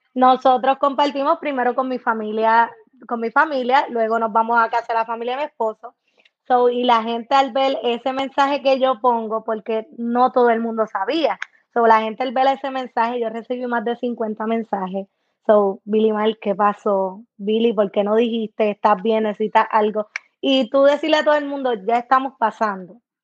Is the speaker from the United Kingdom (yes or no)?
no; Puerto Rico; now in United States; uno vive en Estados Unidos y después ves las cosas de tu país